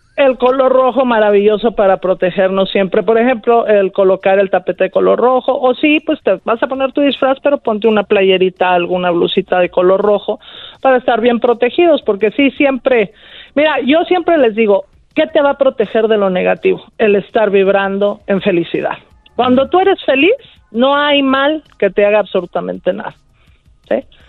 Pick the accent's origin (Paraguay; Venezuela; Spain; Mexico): Mexico; nosotros como mexicanos